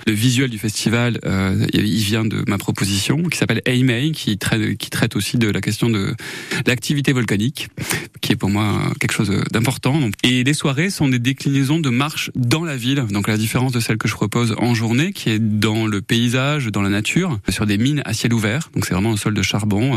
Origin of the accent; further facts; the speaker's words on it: Saint-Christol-lès-Alès, Occitania, France; je suis plutôt de Saint-Christophe-les-Alès, donc je suis né là-bas, j'ai grandi là-bas, 18 ans.